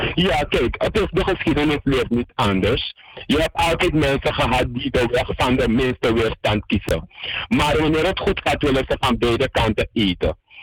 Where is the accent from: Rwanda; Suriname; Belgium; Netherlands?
Suriname; als Surinamers